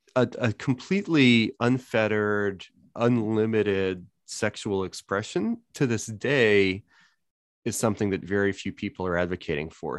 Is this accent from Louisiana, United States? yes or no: yes; New Orleans, Louisiana, United States; growing up in New Orleans